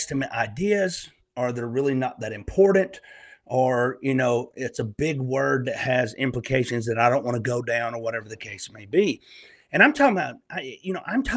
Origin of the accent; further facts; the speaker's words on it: Northeast Alabama, United States; accent: Southern; also born or lived in Eastern Tennessee; now in Tennessee, United States; I'm a Southern country boy, born and raised in Northeast Alabama, and I live in Eastern Tennessee in the Great Smoky Mountains.